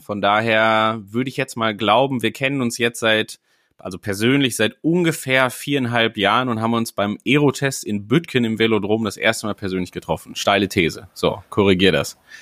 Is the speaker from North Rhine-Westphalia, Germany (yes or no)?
yes; Sauerland, North Rhine-Westphalia, Germany; now in Elmshorn, Germany; als gebürtiger Sauerländer